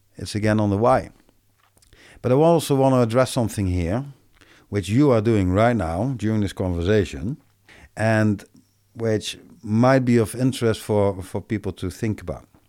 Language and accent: English; Netherlands; I'm from Belanda